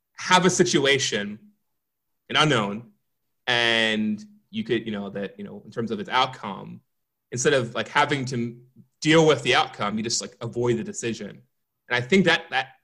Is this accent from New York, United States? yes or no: no; Philadelphia, Pennsylvania, United States; moved away; I'm originally from Philadelphia. I was back home